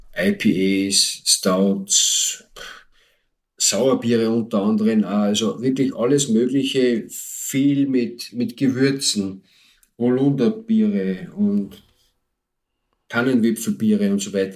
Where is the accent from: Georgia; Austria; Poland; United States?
Austria; bei uns in Österreich